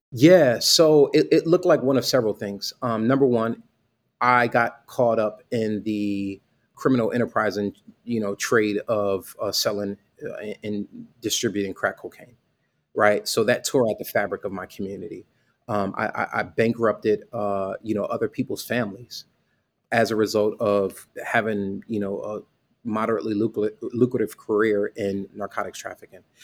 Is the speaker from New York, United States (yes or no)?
no; Bridgeport, Connecticut, United States; I grew up in Bridgeport, Connecticut